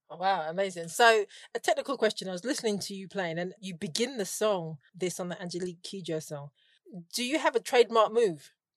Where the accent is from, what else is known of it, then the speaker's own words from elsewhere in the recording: London, United Kingdom; as a Londoner, and we are probably the same age